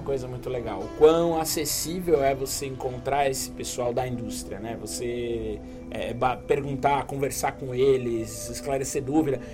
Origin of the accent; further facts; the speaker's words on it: Brazil; vim do Brasil, é minha primeira vez aqui.